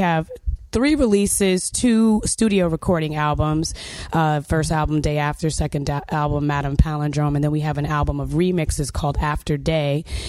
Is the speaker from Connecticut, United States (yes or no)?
yes; New Haven, Connecticut, United States; moved away as an adult; now in Washington, D.C., United States; I'm originally from New Haven, Connecticut, but I've been living in the Washington, D.C. area for like a good 20 plus years.